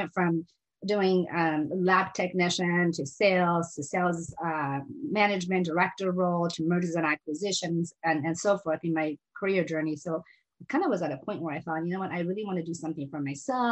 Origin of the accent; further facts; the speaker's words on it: Seattle, Washington, United States; English is a second language; also born or lived in Iran; both my sister and I were raised in Seattle.